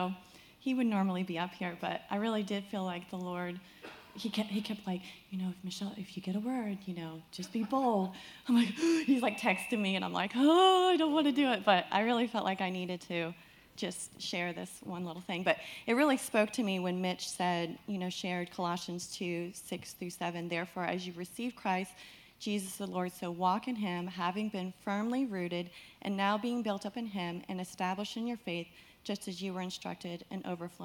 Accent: West Palm Beach, Florida, United States; moved away; I grew up in West Palm Beach, Florida

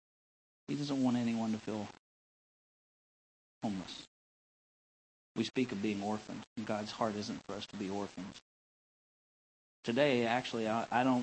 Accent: North Central Arkansas, United States; moved away; Growing up in North Central Arkansas

